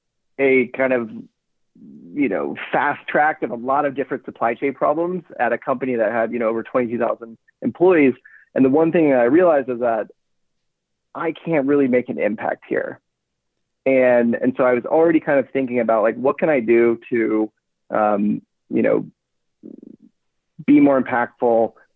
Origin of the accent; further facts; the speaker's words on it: Knoxville, Tennessee, United States; also born or lived in Florida; So I grew up in Knoxville, Tennessee.